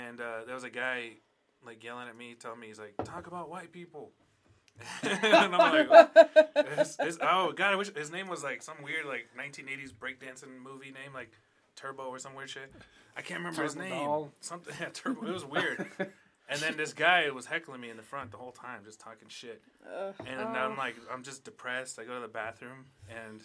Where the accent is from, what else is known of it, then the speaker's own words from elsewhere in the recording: Las Cruces, New Mexico, United States; in Cruces in my hometown where I did a show